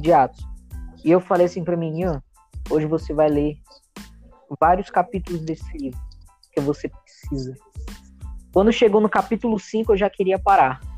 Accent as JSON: {"language": "Portuguese", "town": "Boa Vista", "region": "Roraima", "country": "Brazil", "said": "sou aqui de Boa Vista, Roraima"}